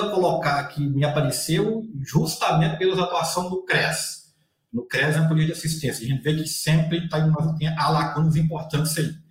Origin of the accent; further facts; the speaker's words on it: Minas Gerais, Brazil; accent: Bahia-like; mineiro lá do norte de Minas, então sou mineiro com um sotaque muito mais baiano do que para o mineiro de Belo Horizonte